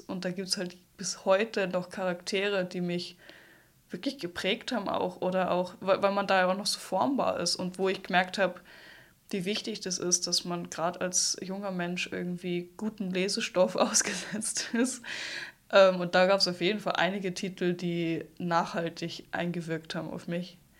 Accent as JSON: {"language": "German", "region": "Salzburg", "country": "Austria", "also_born_or_lived": "Hamburg, Germany", "said": "als Salzburgerin"}